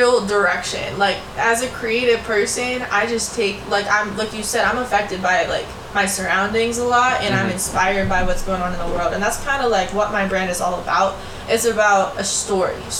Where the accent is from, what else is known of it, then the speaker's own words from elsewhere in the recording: Pittsburgh, Pennsylvania, United States; I'm from Pittsburgh